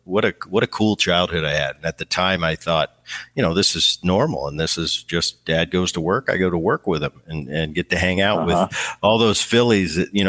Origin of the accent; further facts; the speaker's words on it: Seattle, Washington, United States; I was out after a game in Seattle in my hometown